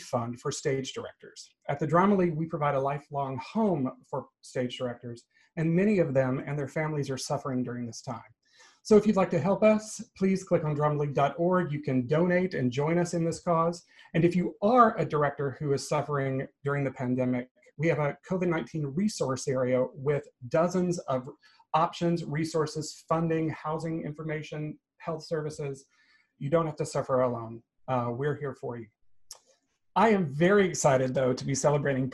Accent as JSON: {"language": "English", "region": "Georgia", "country": "United States", "tie": "born or raised there", "said": "Atlanta, Georgia, my home state"}